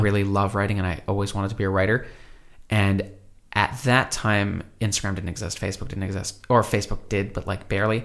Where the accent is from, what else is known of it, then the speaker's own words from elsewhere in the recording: Brooklyn, New York, United States; I grew up in Brooklyn